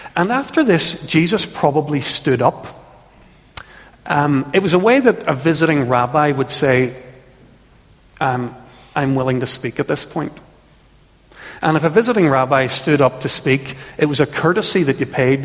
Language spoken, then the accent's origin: English; Ulster, Northern Ireland, United Kingdom; We and so many people who've grown up in Ulster